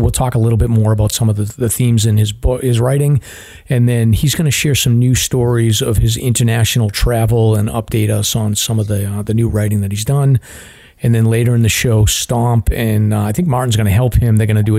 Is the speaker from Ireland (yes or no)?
yes; Ireland; I'm an Irishman, so I'm no good.